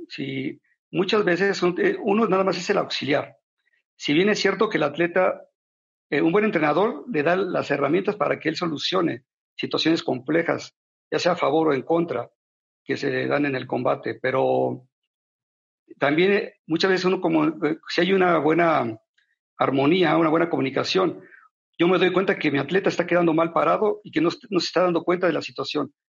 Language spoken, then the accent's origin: Spanish; Mexico; como mexicano